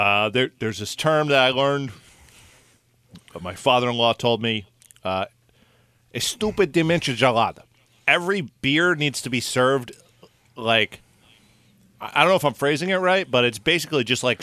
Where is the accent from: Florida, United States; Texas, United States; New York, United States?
New York, United States; it's nothing. I'm from New York. I'm tough.